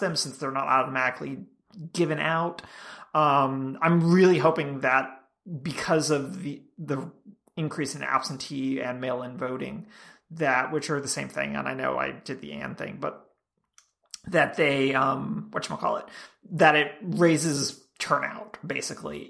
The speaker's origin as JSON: {"language": "English", "region": "Georgia", "country": "United States", "said": "I'm from Georgia"}